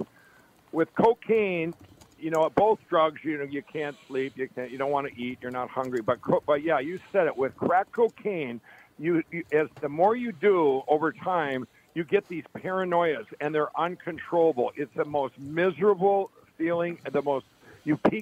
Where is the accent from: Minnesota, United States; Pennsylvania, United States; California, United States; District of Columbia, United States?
Minnesota, United States; Chaska; I grew up in Chaska, in Chaska and Carver, Minnesota